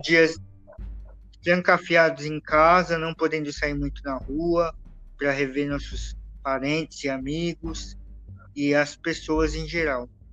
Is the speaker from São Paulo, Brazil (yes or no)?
yes; São Paulo, Brazil; Nós somos de São Paulo, estamos aqui na capital